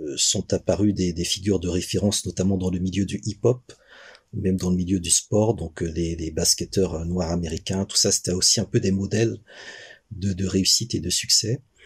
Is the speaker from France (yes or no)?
no; Benin; je suis né au Bénin, j'ai grandi au Bénin